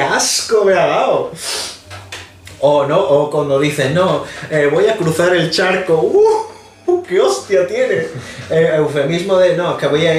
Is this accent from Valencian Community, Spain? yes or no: no; Andalusia, Spain; somos andaluces